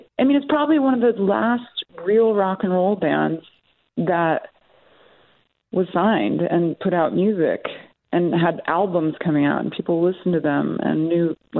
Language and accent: English; Bowling Green, Ohio, United States; Well, I grew up, I'm like a gypsy. I grew up initially in a really small little college town in the Midwest called Bowling Green, Ohio.